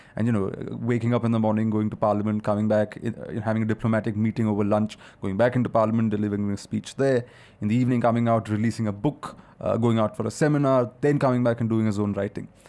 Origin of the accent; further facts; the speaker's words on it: India; India is such a complicated, diverse country.